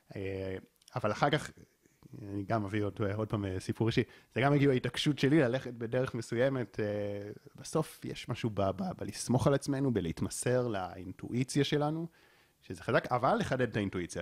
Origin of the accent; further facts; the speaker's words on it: Israel; נולדתי פה בישראל